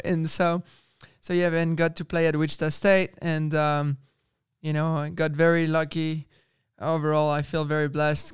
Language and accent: English; France; moved away; also born or lived in Spain; growing up in France, and I was with the French Federation